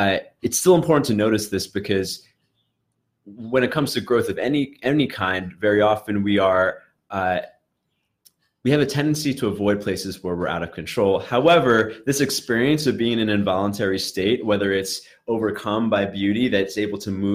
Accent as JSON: {"language": "English", "town": "Brooklyn", "region": "New York", "country": "United States", "tie": "born or raised there", "said": "like I grew up in Brooklyn where there's many different subcultures that mix together. And I don't know how else to put it, but like, I was a very nerdy kid, Asian kid, whatever."}